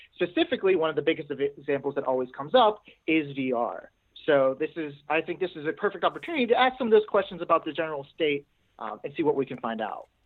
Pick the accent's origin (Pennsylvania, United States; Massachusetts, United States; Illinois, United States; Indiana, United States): Pennsylvania, United States; Pittsburgh; I'm from Pittsburgh. Yep, I'm from Pittsburgh, Pennsylvania